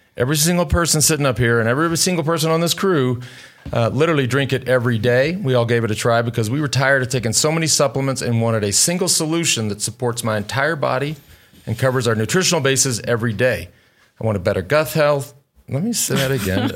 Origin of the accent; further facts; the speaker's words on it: Plano, Texas, United States; Not so far from Plano, where I grew up